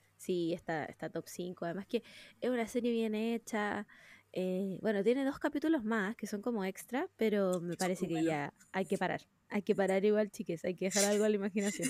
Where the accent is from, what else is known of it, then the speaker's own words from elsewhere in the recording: Chile; Estoy, estoy en mi país. Viva Chile.